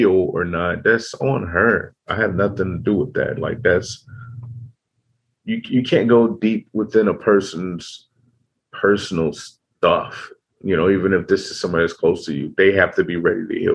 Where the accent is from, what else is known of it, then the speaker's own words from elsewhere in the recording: Chicago, Illinois, United States; growing up in Chicago, you have to have a mug on your face